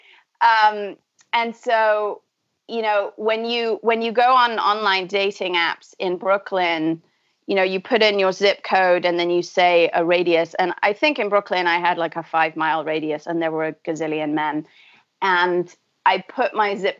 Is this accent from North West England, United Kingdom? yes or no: yes; Manchester, North West England, United Kingdom; also born or lived in San Francisco / New York / Buenos Aires; now in Massachusetts, United States; I grew up in Manchester in the UK.